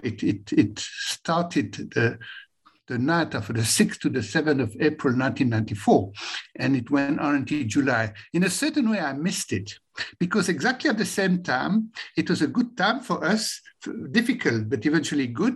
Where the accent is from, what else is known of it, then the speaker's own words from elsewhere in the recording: Belgium; moved away as an adult; now in South Africa; I was born in Belgium